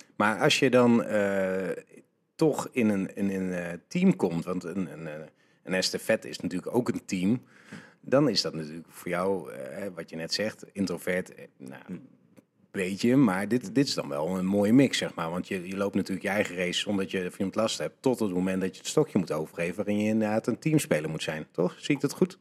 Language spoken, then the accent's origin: Dutch; Netherlands